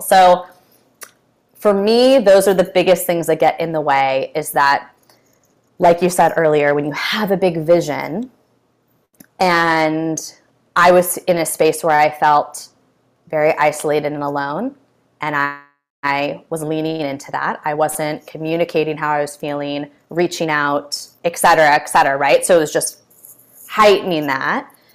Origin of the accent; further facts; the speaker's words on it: California, United States; I'm from California